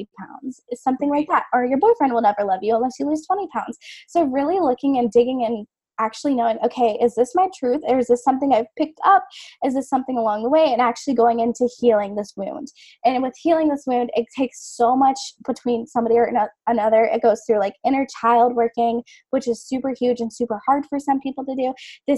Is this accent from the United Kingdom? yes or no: no; the South, United States; I've been born and raised in the South.